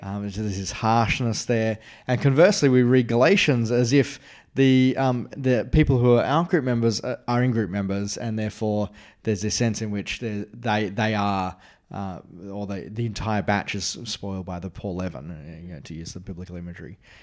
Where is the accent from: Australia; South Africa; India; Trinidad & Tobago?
Australia; As an Australian